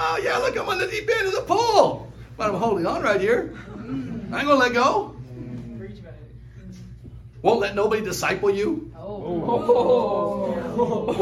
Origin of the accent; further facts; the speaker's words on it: Hawaii, United States; I grew up in Hawaii.